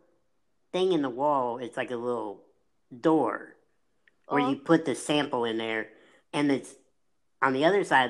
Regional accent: Illinois, United States; I said, Illinois, technically.

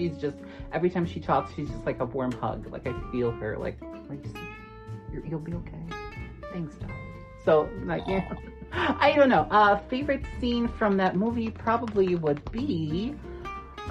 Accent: North Macedonia; moved away as an adult; I grew up in Macedonia

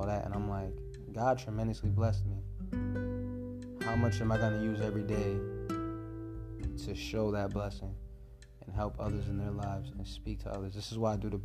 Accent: United States; I was born in America

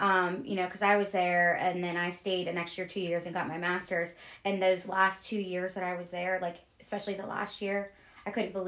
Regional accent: Wheeling, West Virginia, United States; growing up in Wheeling, obviously we were the norm.

